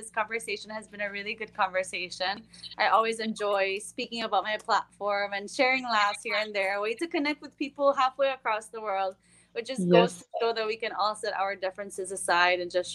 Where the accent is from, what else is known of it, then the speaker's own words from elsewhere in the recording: Belize; from Belize